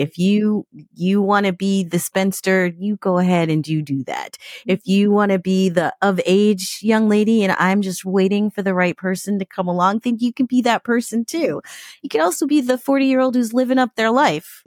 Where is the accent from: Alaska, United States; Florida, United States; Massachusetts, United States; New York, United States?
New York, United States; I'm from New York